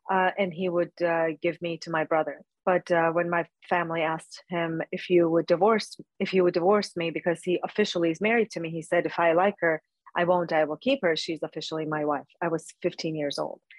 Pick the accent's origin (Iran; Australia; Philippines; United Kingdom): Iran; I was born and raised in Iran, and uh, as a Christian and ethnically as an Assyrian, um, we faced harsh treatment uh, with the fall of Shah in 1979.